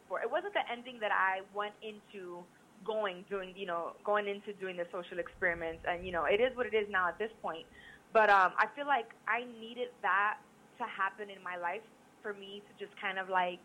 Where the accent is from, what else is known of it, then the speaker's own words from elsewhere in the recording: New York, United States; moved away as an adult; also born or lived in Virginia; I was born and raised in New York